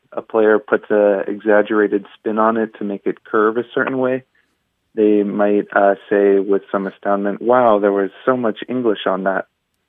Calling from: San Diego, California, United States; I'm from San Diego, California.

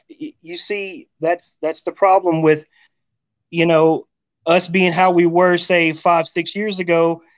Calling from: Rawls, Texas, United States; I'm in Rawls, Texas, my friend.

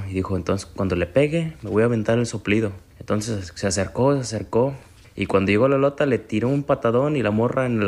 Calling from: Chicago, Illinois, United States; ¿Qué onda, Piolín? … de Chicago y ahí te va mi chiste.

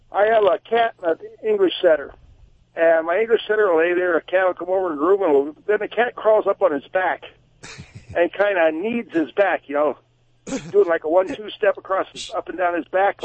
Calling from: Drums, Pennsylvania, United States; Drums, Pennsylvania.

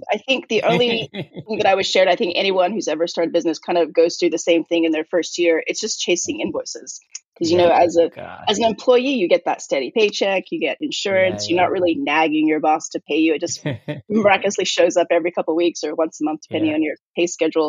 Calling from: California, United States; I'm in California, USA.

